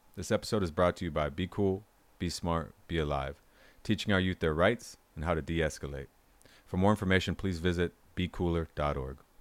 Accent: Dana Point, California, United States; growing up in Dana Point, California

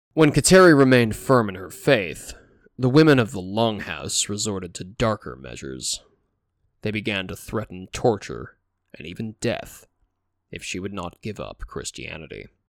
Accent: United States; as an American who's spent a fair amount of time in the wilderness

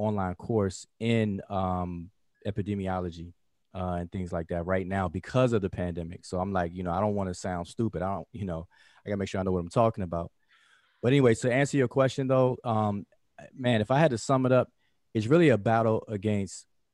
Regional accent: Washington, District of Columbia, United States; now in Georgia, United States; I'm from Washington, D.C., at the DMV.

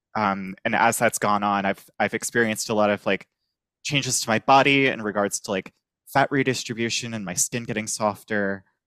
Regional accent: Virginia, United States; moved away as an adult; now in New Orleans, United States; I'm originally from Virginia.

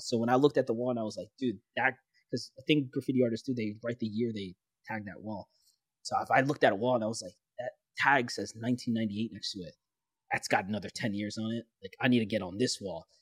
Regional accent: New York City, New York, United States; growing up in the Bronx, New York City

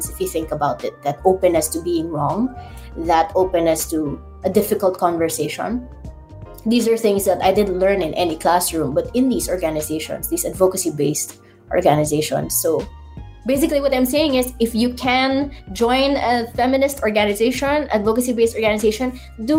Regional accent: Ilocos Region, Philippines; I'm in Ilocos

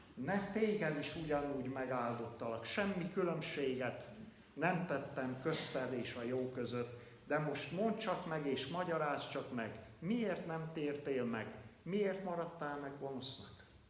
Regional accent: Kalotaszeg, Transylvania, Romania; moved away as an adult; also born or lived in Hațeg area, Romania; 30 éves koromig Erdélybe, Kalotaszegen nem hallottam evangéliumot

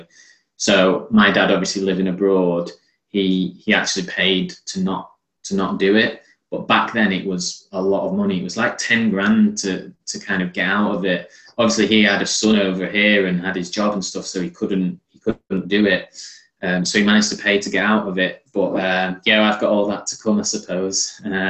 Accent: Warrington, North West England, United Kingdom; moved away as an adult; also born or lived in Manchester / Turkey; I was born in Manchester. Always played for local sides around Manchester and the Warrington area, because I grew up mainly in Warrington

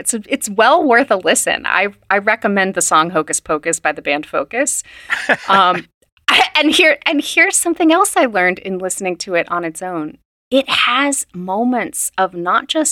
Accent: West Virginia, United States; So I grew up in West Virginia

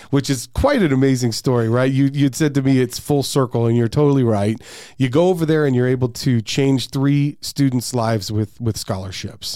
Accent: Peoria, Arizona, United States; I grew up in Peoria too

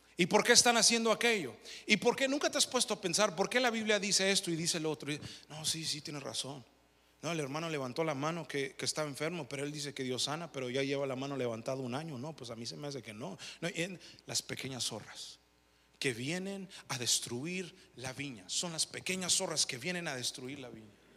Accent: United States; yo no nací en México, nací aquí

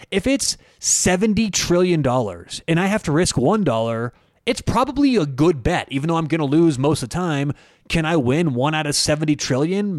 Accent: United States; as an American

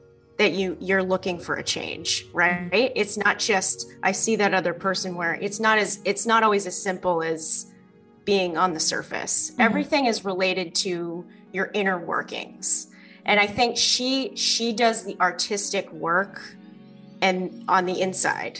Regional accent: East Coast, United States; moved away; also born or lived in California; I'm originally from the East Coast

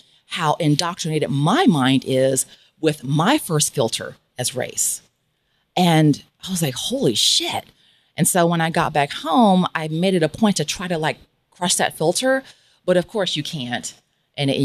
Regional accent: Kansas City, Missouri, United States; moved away as an adult; also born or lived in Beverly Hills, California / San Diego, California; now in Playa del Carmen, Mexico; I knew that I had to leave my hometown of Kansas City, Missouri

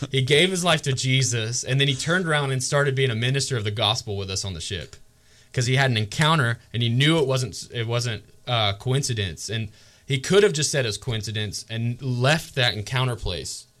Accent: Georgia, United States; moved away; really close to my hometown in Georgia

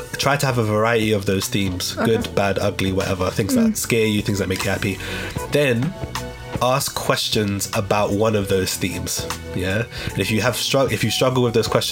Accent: London, United Kingdom; growing up in St. Raffles Estate, that's where I'm from

